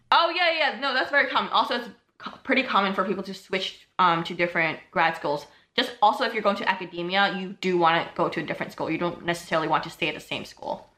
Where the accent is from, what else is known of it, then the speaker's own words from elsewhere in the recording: New York City, New York, United States; moved away as an adult; now in Ithaca, United States; I'm from Brooklyn, New York.